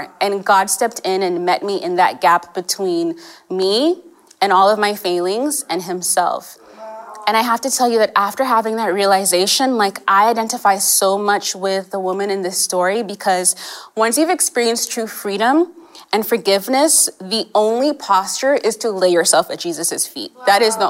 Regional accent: California, United States; accent: American; also born or lived in Kenya / England; We moved to California when I was five

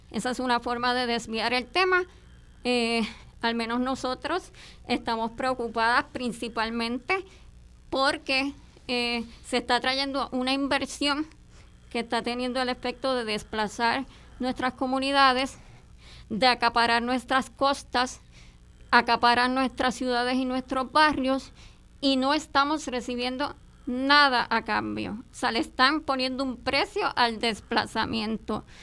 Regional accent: Puerto Rico; hemos tenido inmigraciones bien provechosas para Puerto Rico, como la dominicana, pero ¿cuál es la diferencia? que nuestros hermanos ¿verdad? caribeños eh, dominicanos se han integrado a la sociedad puertorriqueña, han respetado nuestras comunidades

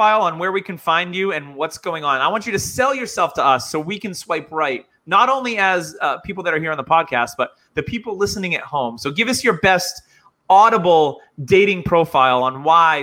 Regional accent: New Hampshire, United States; so that accent, I'm from New Hampshire originally. My accent does come through a little bit

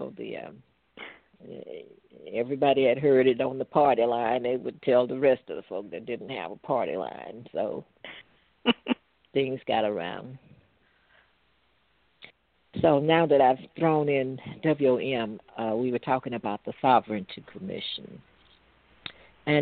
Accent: Natchez, Mississippi, United States; moved away as an adult; now in Stockton, United States; my hometown of Natchez, where I graduated high school and everything

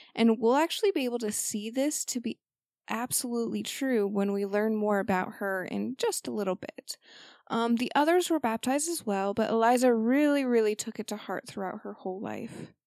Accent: United States; being an American

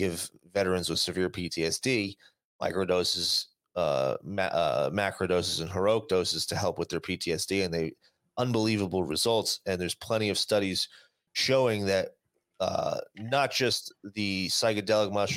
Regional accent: New Jersey, United States; moved away as an adult; now in Las Vegas, United States; I've been doing this my entire growing up in Jersey, going to the Jersey Shore.

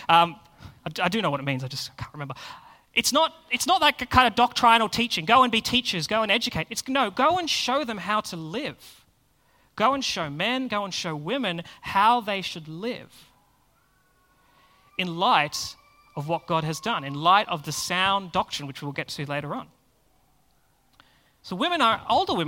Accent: Australia; us as Australians

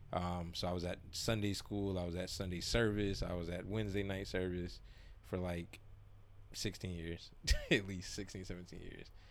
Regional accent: South Florida, United States; moved away; growing up in South Florida

